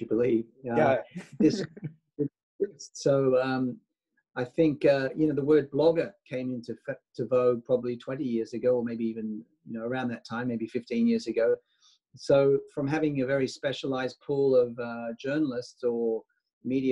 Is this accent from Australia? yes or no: yes; Sydney, New South Wales, Australia; moved away; also born or lived in Singapore; I was born in Sydney